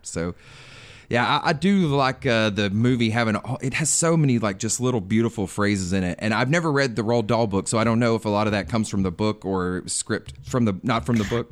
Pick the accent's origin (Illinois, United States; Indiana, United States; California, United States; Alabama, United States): Alabama, United States; I am actually from Alabama, and it, when I was a kid, it sat on our license plates, the heart of Dixie.